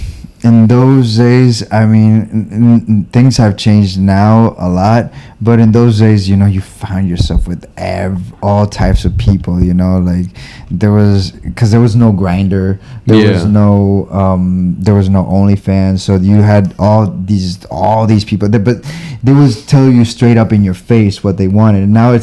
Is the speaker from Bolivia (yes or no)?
yes; Bolivia; moved away; also born or lived in Miami / East Coast; in Bolivia, I lived a really cool public life